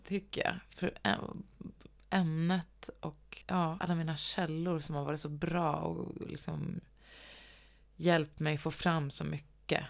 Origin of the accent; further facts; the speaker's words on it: Gävle, Gävleborg County, Sweden; moved away; also born or lived in Stockholm; läste nationalekonomi i, på högskolan i Gävle där jag kommer ifrån